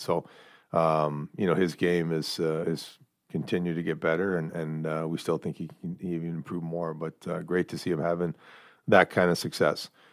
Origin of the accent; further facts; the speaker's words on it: Sault Ste. Marie, Ontario, Canada; the junior team in my hometown.